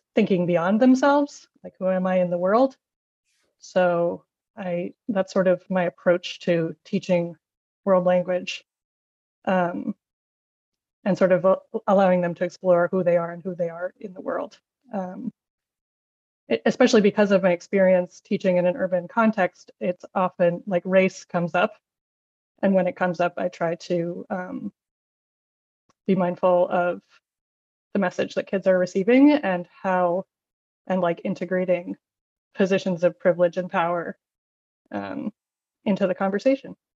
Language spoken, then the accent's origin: English; Maine, United States; moved away as an adult; also born or lived in Boston; I'm originally from Maine, so now I'm teaching in, in that context. I'm back in Maine